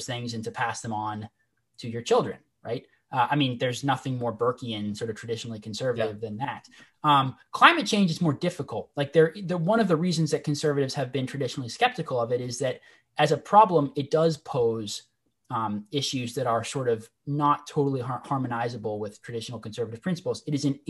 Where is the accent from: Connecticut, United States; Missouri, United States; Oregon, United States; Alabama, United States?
Oregon, United States; in my home state of Oregon, where I am right now.